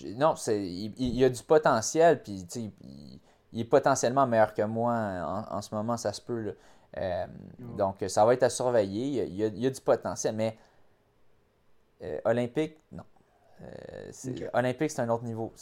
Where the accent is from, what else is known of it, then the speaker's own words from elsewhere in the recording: Montreal, Quebec, Canada; ma ville, où est-ce que j'ai grandi, j'ai passé 29 ans de ma vie